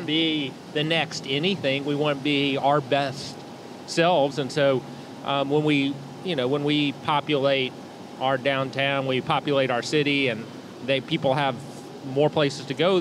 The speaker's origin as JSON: {"language": "English", "town": "Chattanooga", "region": "Tennessee", "country": "United States", "tie": "born or raised there", "said": "when I was growing up in Chattanooga, there was really nothing happening downtown"}